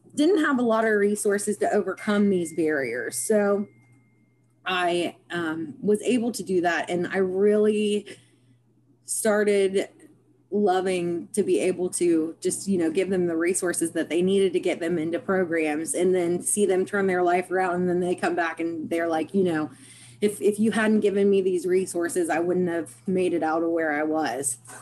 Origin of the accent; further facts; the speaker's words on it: Parkersburg, West Virginia, United States; I was born in Parkersburg, West Virginia, and I have resided here my life, my whole life